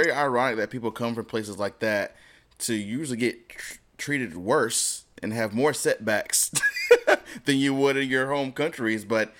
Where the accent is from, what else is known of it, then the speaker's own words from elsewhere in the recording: United States; growing up in America